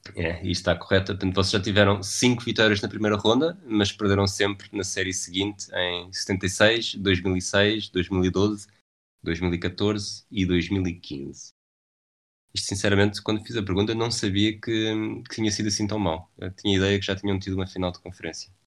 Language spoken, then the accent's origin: Portuguese; Lisbon, Portugal; eu sou de, sou de Lisboa.